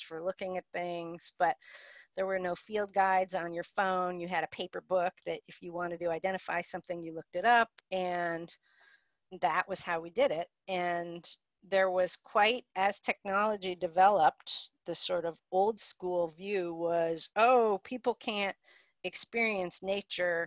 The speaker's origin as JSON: {"language": "English", "town": "Cleveland", "region": "Ohio", "country": "United States", "tie": "born or raised there", "moved": "as an adult", "lives_now": "North Country, New York, United States", "said": "I grew up in suburbia outside of Cleveland, Ohio, and moved progressively south for college and graduate school"}